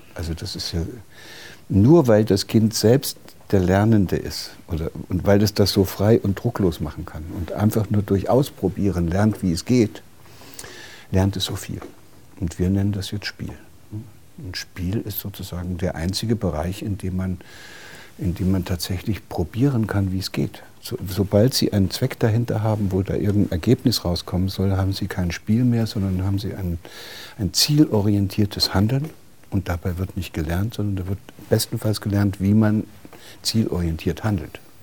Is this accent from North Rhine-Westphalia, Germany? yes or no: no; Gotha, Thuringia, Germany; aus derselben Stadt, wo ich herkomme, auch aus hm. der DDR in Gotha